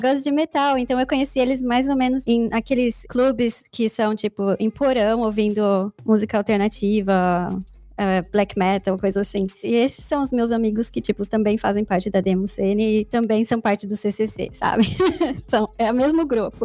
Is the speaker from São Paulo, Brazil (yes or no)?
yes; São Paulo, Brazil; first language Portuguese; moved away as an adult; also born or lived in Jundiaí / Curitiba / Germany; now in United States; eu sou nascida e criada em São Paulo